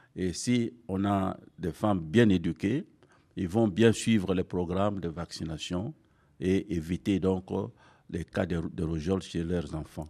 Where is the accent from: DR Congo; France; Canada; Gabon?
DR Congo; ici chez nous en RDC